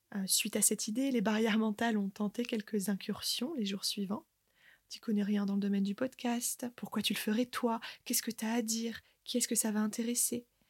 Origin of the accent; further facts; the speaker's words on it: Côte d'Opale, Hauts-de-France, France; moved away; j'ai fait le choix, avec ma famille, de revenir vivre sur ma terre natale, la Côte d'Opale